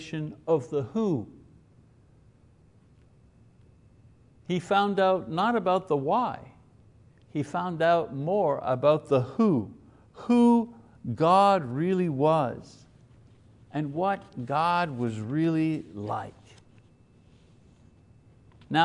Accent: Quebec, Canada; you were a Catholic and you were growing up in Quebec in the 50s, which I was.

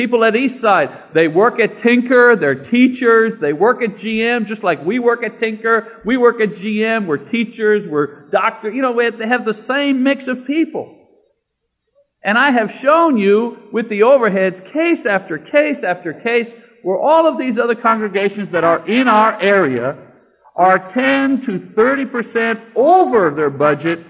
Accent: Canada; moved away; I'm Canadian

